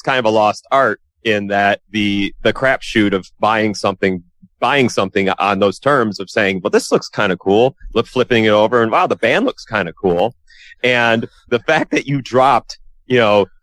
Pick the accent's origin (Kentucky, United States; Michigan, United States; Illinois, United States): Michigan, United States; Detroit; I grew up in Metro Detroit